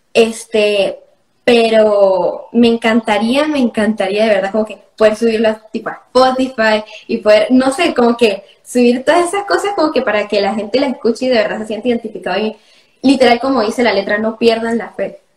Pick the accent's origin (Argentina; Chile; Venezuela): Venezuela; Andean Venezuela, Táchira; ¿sabes cómo somos los gochos?